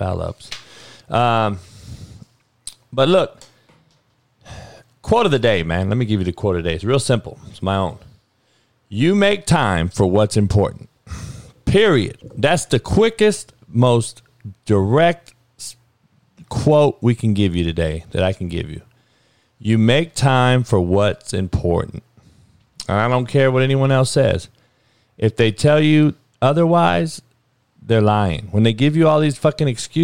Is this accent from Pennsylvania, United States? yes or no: no; Compton, California, United States; growing up on the Compton College football fields